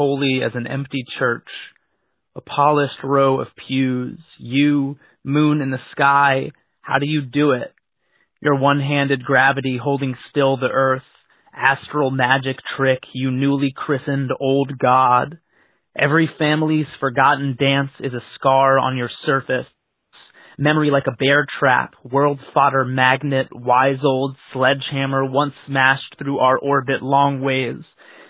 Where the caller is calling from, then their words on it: Oakland, California, United States; I'm calling from Oakland, California